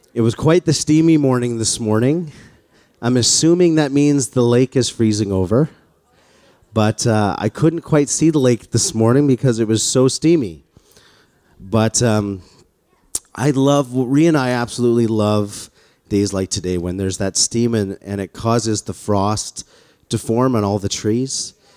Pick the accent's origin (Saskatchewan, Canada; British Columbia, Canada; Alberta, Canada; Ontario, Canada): Alberta, Canada; Calgary; born or raised there; moved away